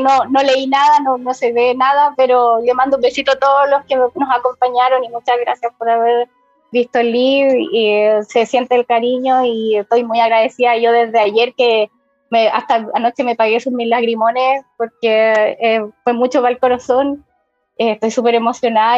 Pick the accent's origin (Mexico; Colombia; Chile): Chile; Iquique, Tarapacá; aunque yo soy de Iquique, ¿cachai? Estoy lejos de allá de Santiago